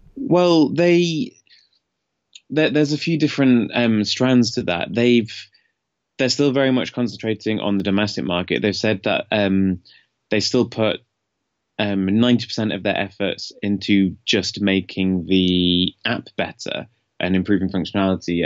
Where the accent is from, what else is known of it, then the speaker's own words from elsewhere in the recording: Leeds, Yorkshire and the Humber, United Kingdom; now in China; I'm from the north of England, a city called Leeds